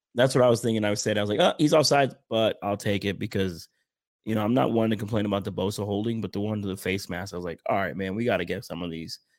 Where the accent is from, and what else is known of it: Philadelphia, Pennsylvania, United States; moved away